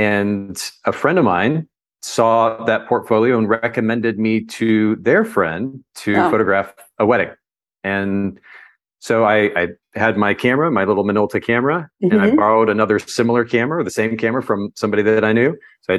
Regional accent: Japan; My parents were Baptist missionaries. They were with a Baptist mission organization, and I grew up in Japan. We were there for about 10 years.

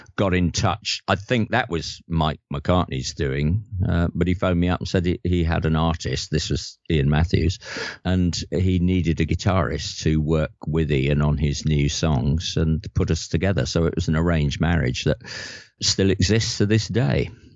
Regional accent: London, United Kingdom; moved away as an adult; also born or lived in Liverpool; I'm from from North London

